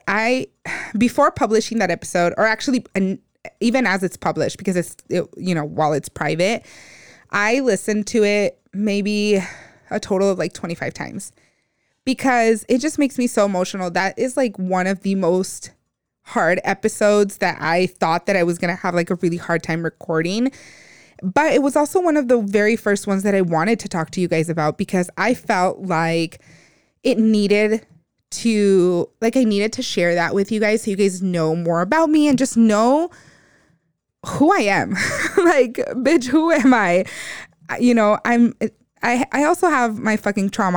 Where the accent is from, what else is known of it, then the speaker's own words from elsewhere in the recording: United States; those of us that grew up in the U S